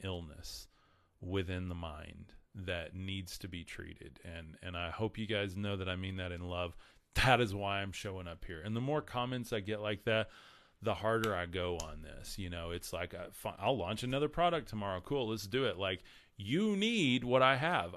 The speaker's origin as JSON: {"language": "English", "region": "West Texas", "country": "United States", "said": "I'm from West Texas, and I get corrected on my, my grammar all the time"}